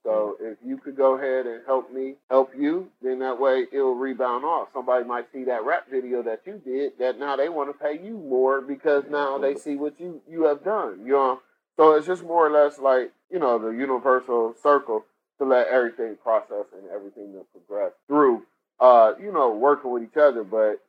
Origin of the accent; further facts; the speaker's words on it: Cleveland, Ohio, United States; Like, if you go to my hometown, Cleveland, you got barbecue spot restaurant all over the place.